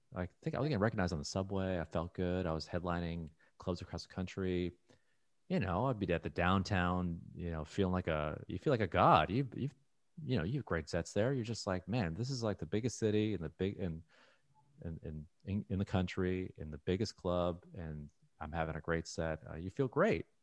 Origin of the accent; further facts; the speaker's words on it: Toronto, Ontario, Canada; moved away as an adult; now in United States; growing up in Toronto, I never moved